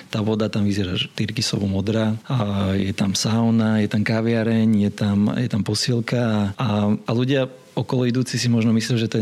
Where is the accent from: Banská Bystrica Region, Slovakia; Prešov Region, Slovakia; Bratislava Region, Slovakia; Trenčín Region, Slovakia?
Bratislava Region, Slovakia; Bratislava; born there; Ja som sa narodil v Bratislave